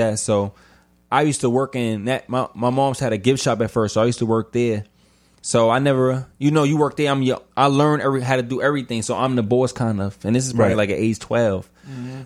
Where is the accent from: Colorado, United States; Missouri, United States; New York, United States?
New York, United States; New York City; I'm from Brownsville, Brooklyn.